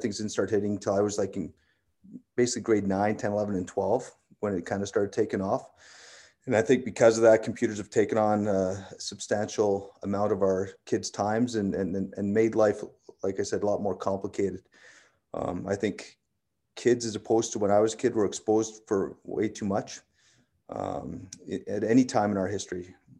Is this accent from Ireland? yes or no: no; Medicine Hat, Alberta, Canada; Yeah, I was raised in Medicine Hat.